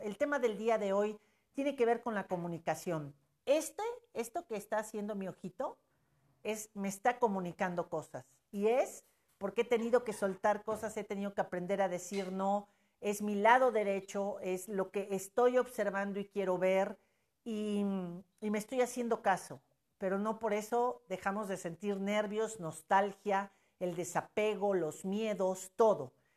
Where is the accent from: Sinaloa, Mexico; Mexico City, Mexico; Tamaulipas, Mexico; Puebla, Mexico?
Puebla, Mexico; Somos de Puebla, del país México exactamente